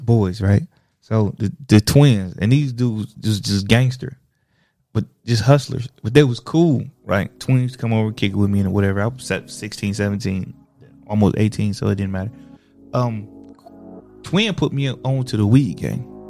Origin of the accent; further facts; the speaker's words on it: Toledo, Ohio, United States; also born or lived in Springfield, Ohio; I come from Toledo